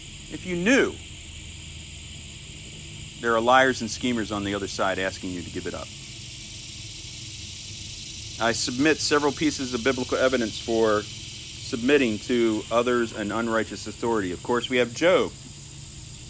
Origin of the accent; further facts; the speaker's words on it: United States; as an American